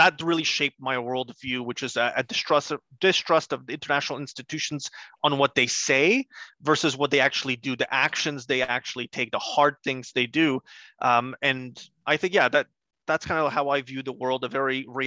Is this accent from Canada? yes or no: yes; Montreal, Quebec, Canada; English is a second language; also born or lived in Gdańsk, Poland; now in Calgary, Canada; I grew up in Montreal, and so I'm also one of those Bill 101 kids. I grew up having to go through the K-12 system, or K-11 in the case of Quebec, in French. And I only picked up English afterwards.